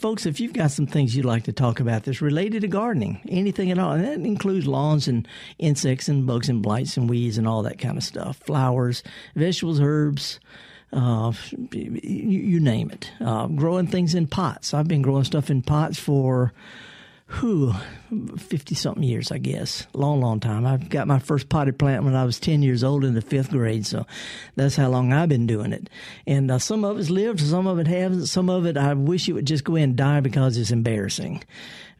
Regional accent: the South, United States; I'm a Southerner

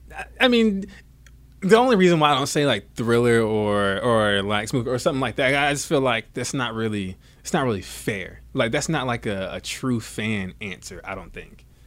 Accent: Savannah, Georgia, United States; also born or lived in Bradenton, Florida / Atlanta, Georgia; I was born in Bradenton, Florida. actually. Born and raised in Florida, raised in Savannah, Georgia, then I moved to right outside of Atlanta

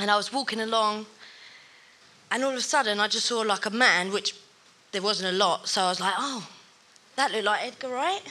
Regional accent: Horndon on the Hill, East of England, United Kingdom; moved away as an adult; now in London, United Kingdom; I'm originally from Thurrock

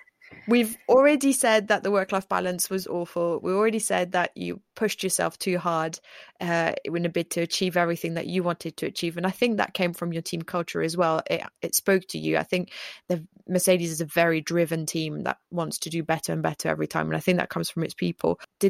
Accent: France; now in England, United Kingdom; I'm a French person in England and I'm an English person in France.

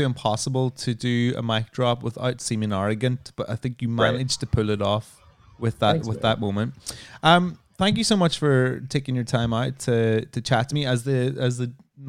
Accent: Ireland; Because like I grew up in Ireland, like LA.

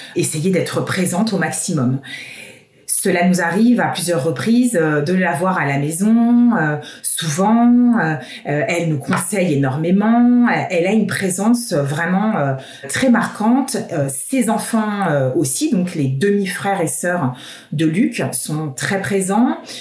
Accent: Paris, Île-de-France, France; moved away as an adult; moi, en tant que parisienne

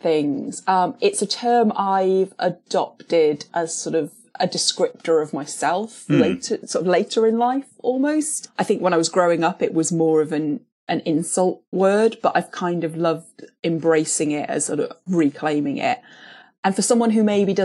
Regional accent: Cardiff, Wales, United Kingdom; born or raised there; also born or lived in Canada / London

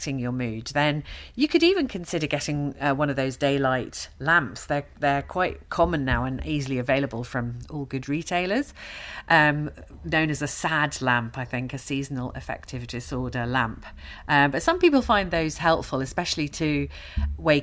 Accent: London, United Kingdom; moved away as an adult; now in Glasgow, United Kingdom; I'm actually a Londoner, as you can probably tell from my accent. And I've lived in Glasgow for a decade now

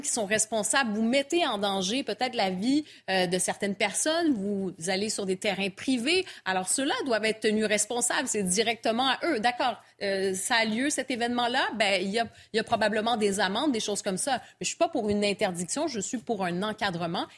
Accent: Montreal, Quebec, Canada; je viens de Montréal

